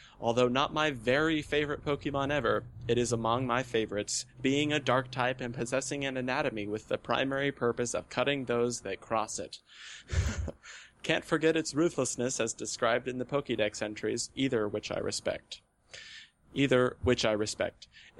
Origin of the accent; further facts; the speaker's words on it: Texas, United States; this new evolution in my life has me back in my home state of Texas